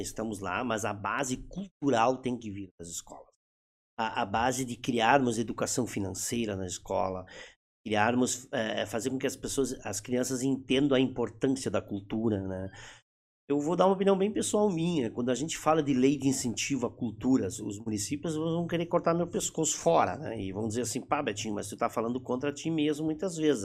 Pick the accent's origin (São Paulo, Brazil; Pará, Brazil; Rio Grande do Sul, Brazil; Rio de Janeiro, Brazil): Rio Grande do Sul, Brazil; accent: German-Brazilian (Hunsrik) accent